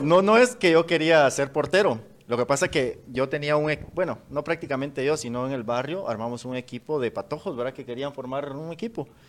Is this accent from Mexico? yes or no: no; San Francisco, Petén, Guatemala; en nuestra tierra, en, Petén, eh, bueno, prácticamente soy vecino de San Francisco